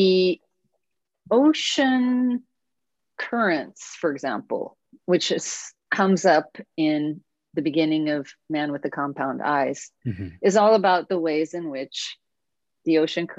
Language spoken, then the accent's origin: English; Oregon, United States; I'm from Oregon